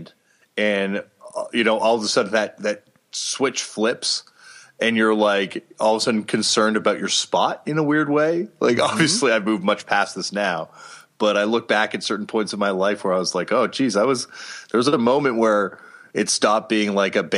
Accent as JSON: {"language": "English", "town": "Toronto", "region": "Ontario", "country": "Canada", "tie": "born or raised there", "said": "growing up in Toronto, Canada, I was like, you know, really privileged"}